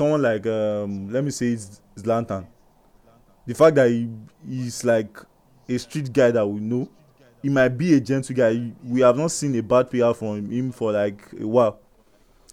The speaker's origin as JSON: {"language": "English", "country": "Nigeria", "said": "Like us being Nigerians, like we just feel like, okay, I'm a Nigerian."}